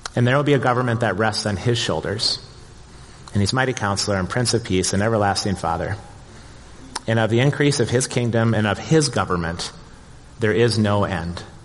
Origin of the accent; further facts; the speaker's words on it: Plymouth, Minnesota, United States; growing up in Plymouth in the 1970s and 1980s. And back then, brother, it was the sticks out here